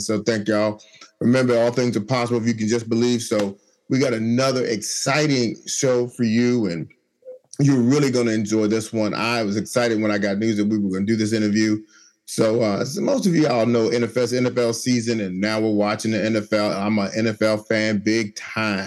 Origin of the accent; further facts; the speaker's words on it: New York, United States; now in Washington, D.C., United States; I'm originally from New York. So I do like the Giants, but I live here in the D.C. area